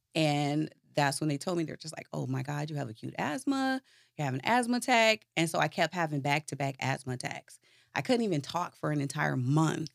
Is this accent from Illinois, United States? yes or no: yes; Chicago, Illinois, United States; moved away as an adult; now in Atlanta, United States; I was originally born and raised in Chicago